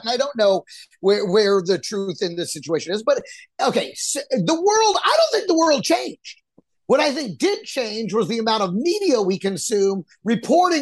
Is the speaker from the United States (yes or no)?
yes; Dallas, Texas, United States; now in New York, United States; I didn't grow up in that area. I grew up in Dallas. I moved to New York